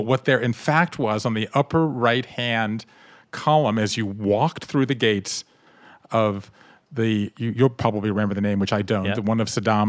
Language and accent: English; Southern United States, United States; I grew up in the South, and I love the familyness and the storytellingness and the stickiness, but I grew up Jewish in the South